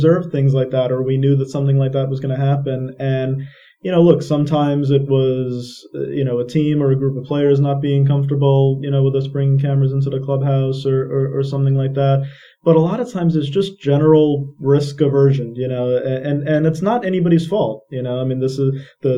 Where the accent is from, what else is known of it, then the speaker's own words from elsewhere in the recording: Long Island, New York, United States; when I was 6 years old, it was 1986, growing up on Long Island